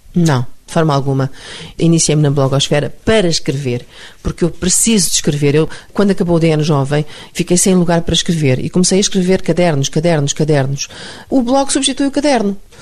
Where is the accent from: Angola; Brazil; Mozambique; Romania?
Mozambique; moved away; É a terra onde eu nasci, era uma terra maravilhosa